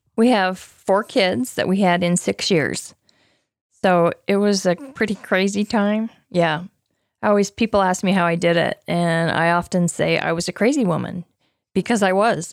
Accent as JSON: {"language": "English", "region": "Utah", "country": "United States", "tie": "born or raised there", "said": "I grew up in Utah, in a family with Uh, seven girls"}